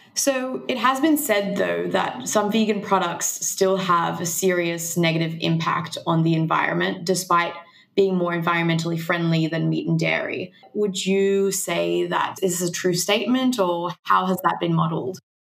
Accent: Mexico; now in Australia; I was vegan for five years when I was growing up in Mexico

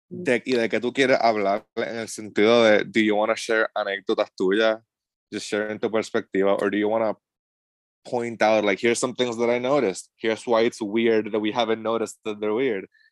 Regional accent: Cabo Rojo, Puerto Rico; now in Asheville, United States; yo soy de Cabo Rojo.

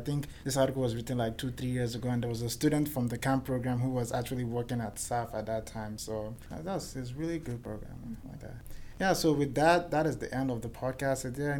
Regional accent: Nigeria; now in Idaho, United States; I'm from Nigeria.

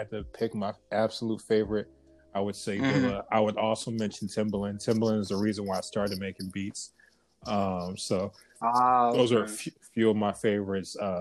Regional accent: Covina, California, United States; I'm from Covina, California, which is about 30 minutes outside

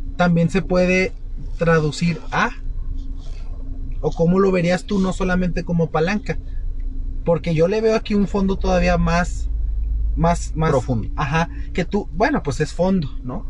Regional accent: Mexico

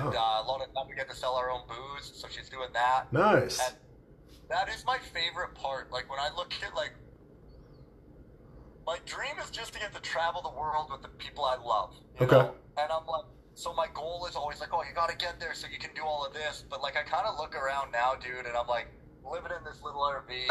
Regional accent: Prince George, British Columbia, Canada; that's in Prince George. It's in my hometown.

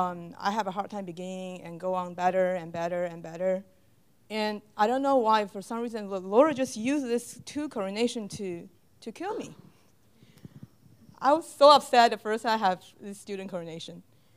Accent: Houston, Texas, United States; English is a second language; I'm from Houston. This semester, we have something new in the church in Houston.

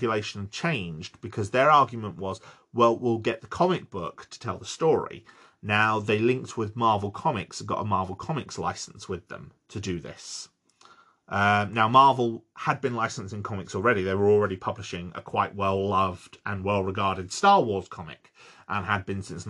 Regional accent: United Kingdom; I'm British. We use the wrong words

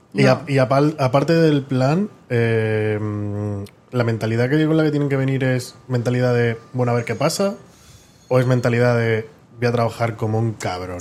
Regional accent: Spain; moved away as an adult; now in New York, United States; la gente como nosotros, ¿no? Que somos españoles

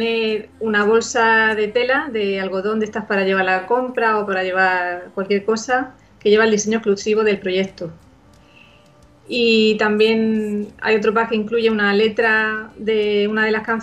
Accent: Murcia, Region of Murcia, Spain; es una cantautora, soy de Murcia

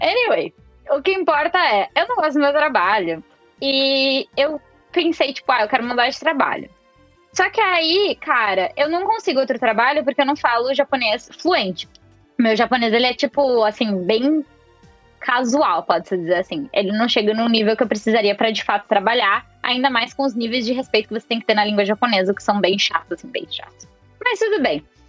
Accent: São Paulo, Brazil; eu nasci em São Paulo capital

